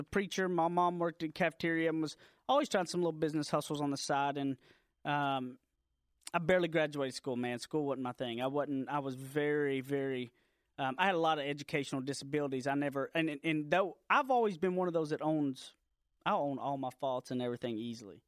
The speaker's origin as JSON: {"language": "English", "region": "Deep East Texas", "country": "United States", "tie": "born or raised there", "moved": "as an adult", "lives_now": "Dallas, United States", "said": "I grew up out in Deep East Texas, like a little, little town. I graduated from Carlisle High School"}